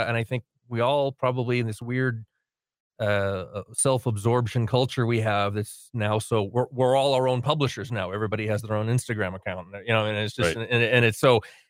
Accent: New England, United States; now in New Mexico, United States; I come from New England, where colonial history is a big deal.

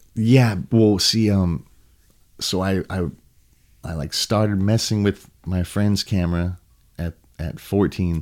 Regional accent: Huntington Beach, California, United States; also born or lived in Costa Mesa; I was born in Huntington. I lived in Costa Mesa for a sec, and then gotcha. back to Huntington. So ever since then, I grew up in Huntington

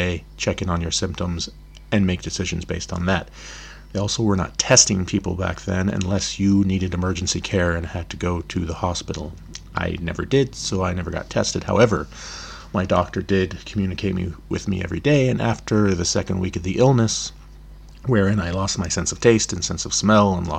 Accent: Olympic Peninsula, Washington, United States; now in Berlin, Germany; I'm originally from the Olympic Peninsula

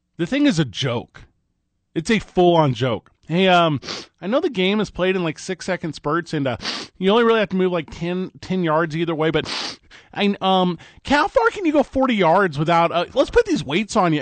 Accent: St. Louis, Missouri, United States; now in Albuquerque, United States; I'm from Saint Louis, Missouri

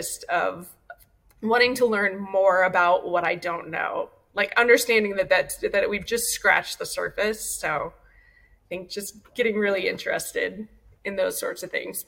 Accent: Ohio, United States; now in Long Beach, United States; I grew up in Ohio.

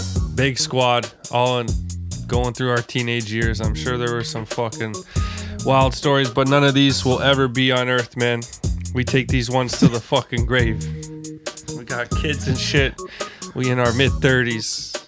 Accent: Toronto, Ontario, Canada; other Torontonians would always roast me when I told them I was from Toronto, acting like I was from Barrie or Grimsby or something.

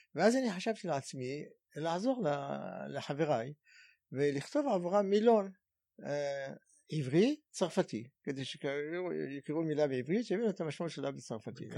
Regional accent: Cairo, Cairo Governorate, Egypt; Hebrew is a second language; moved away as an adult; now in Israel; ואני בכלל יליד מצרים, יליד קהיר במצרים, ועליתי ארצה בגיל 20

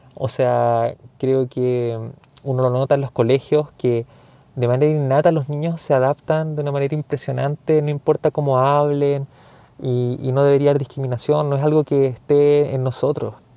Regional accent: Chile; yo soy chileno.

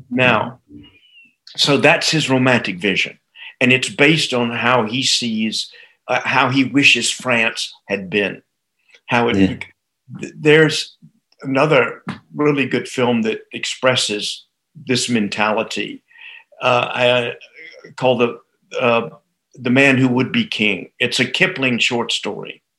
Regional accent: United States; I grew up in the United States

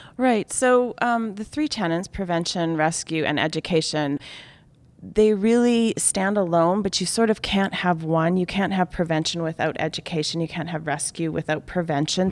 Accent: Canada; I'm Canadian

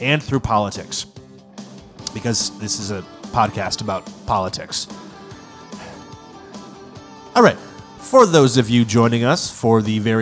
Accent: United States; I am an American

